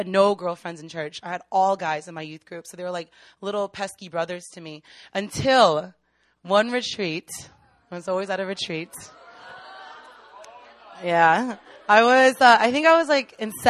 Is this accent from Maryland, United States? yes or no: yes; Maryland, United States; moved away; also born or lived in Virginia; I'm actually from Maryland